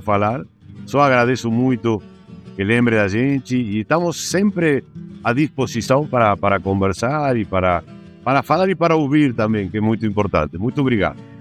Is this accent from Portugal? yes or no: no; Argentina; Portuguese is a second language; Eu sou argentino e trabalho na Argentina também